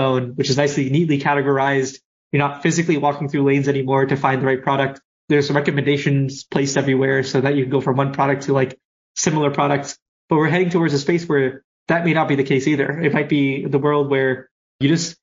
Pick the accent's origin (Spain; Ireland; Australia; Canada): Canada; I'm Canadian